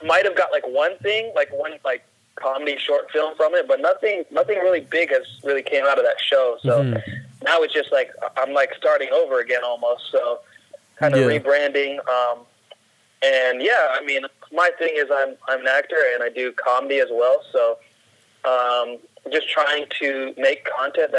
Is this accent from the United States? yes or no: yes; Seattle, Washington, United States; I'm from Seattle